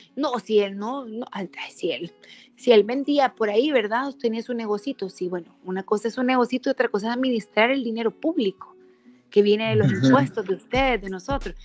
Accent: Sonsonate, El Salvador; also born or lived in San Salvador; Yo soy de Sonsonate, soy sonsonateca

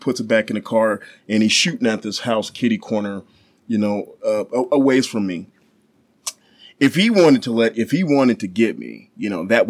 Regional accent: Dorchester, Massachusetts, United States; Well, I am originally from Dorchester, Massachusetts, which is the inner city of Boston.

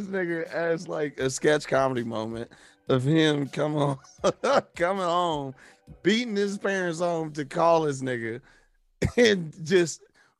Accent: Ohio, United States; grew up in Ohio.

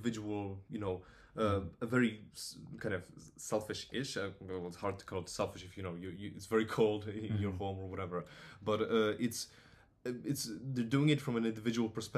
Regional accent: Poland; English is a second language; now in Bristol, United Kingdom; I'm Polish

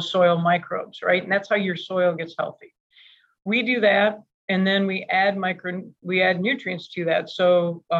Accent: Michigan, United States; moved away as an adult; also born or lived in Seattle, Washington; we grew up in Michigan

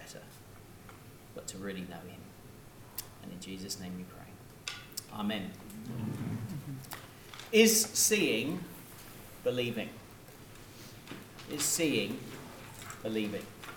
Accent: United Kingdom; I'm British

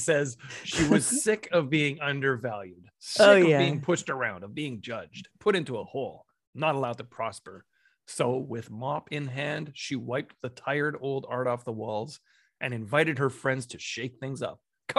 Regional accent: Alberta, Canada; also born or lived in near Vancouver; well, I'm Canadian.

